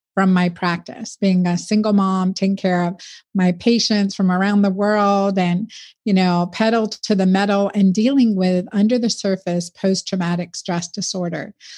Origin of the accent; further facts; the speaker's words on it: United States; I'm first generation American. I always like to say I grew up in the United Nations